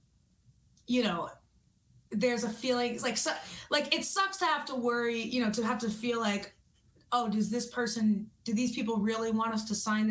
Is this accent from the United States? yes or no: yes; New York, United States; I'm from New York.